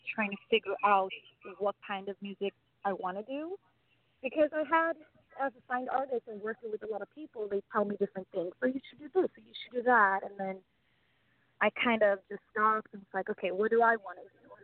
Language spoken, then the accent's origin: English; Sweden; moved away as an adult; now in Los Angeles, United States; I was born and raised in Sweden